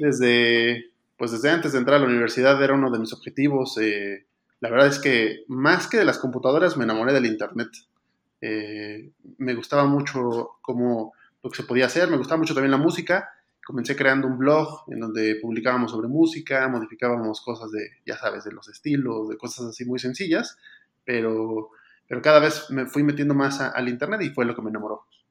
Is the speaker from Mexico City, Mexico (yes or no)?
yes; Mexico City, Mexico; soy originario de la Ciudad de México, México